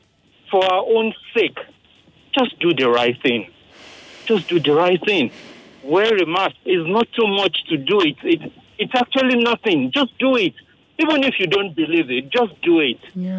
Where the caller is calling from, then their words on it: Ojodu, Lagos, Nigeria; Yeah, I'm calling from Ojodu.